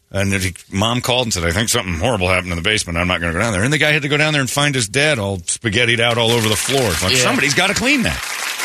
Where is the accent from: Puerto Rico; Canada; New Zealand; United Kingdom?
United Kingdom; I smell fags. I'm British.